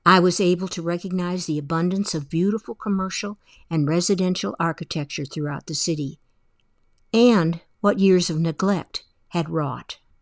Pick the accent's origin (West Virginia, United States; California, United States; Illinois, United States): Illinois, United States; Evanston; also born or lived in Chicago; I was born in Chicago, but grew up in Evanston, Illinois